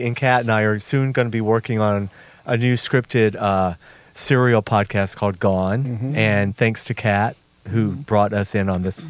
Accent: Georgia, United States; I'm from Georgia.

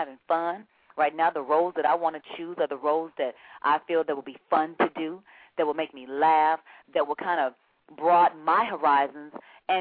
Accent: United States; also born or lived in Turks and Caicos; I'm American

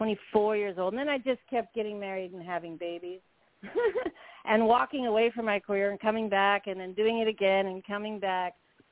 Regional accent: California, United States; I'm from California. I'm a native California girl, one of the few.

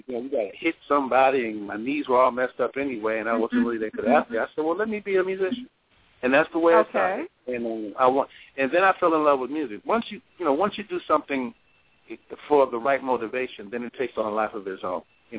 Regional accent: California, United States; I'm from California

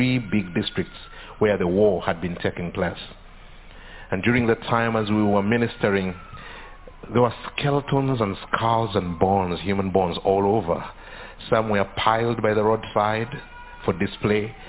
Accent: Uganda; I come from Uganda

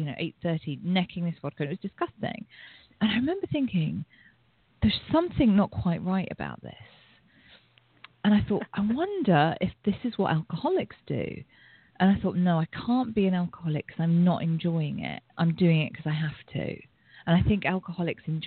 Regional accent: England, United Kingdom; I grew up in England

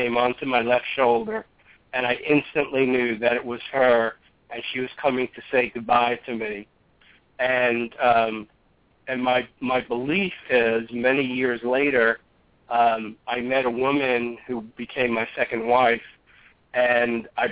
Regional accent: New York, United States; I grew up in New York

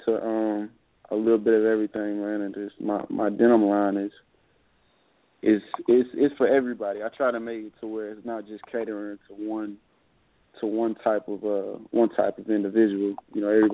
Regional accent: the South, United States; I'm from the South

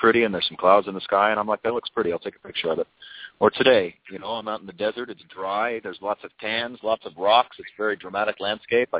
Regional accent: Redondo Beach, California, United States; also born or lived in Torrance, California; I was born in Torrance, Southern California. I was raised in South Bay, kind of like Redondo Beach, Hermosa Beach area

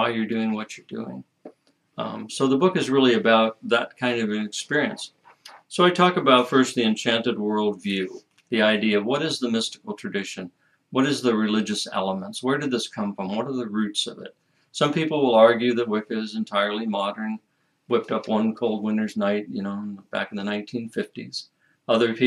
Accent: United States; As an American

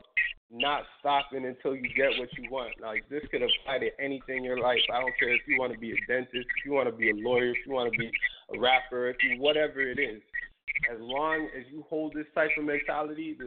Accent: Toronto, Ontario, Canada; I'm playing on three stations in my home country, which is Canada. So I'm playing in Ottawa and two stations in Toronto, where I'm from

